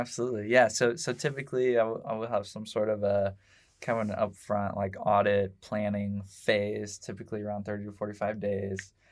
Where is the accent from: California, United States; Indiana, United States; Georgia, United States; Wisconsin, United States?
Indiana, United States; Indianapolis; I grew up, uh, for vast majority of my life in, uh, Southport